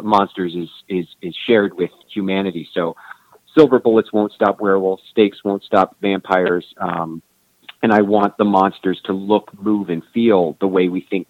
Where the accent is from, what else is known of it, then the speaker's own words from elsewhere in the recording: Kansas City, Kansas, United States; I grew up on the Kansas side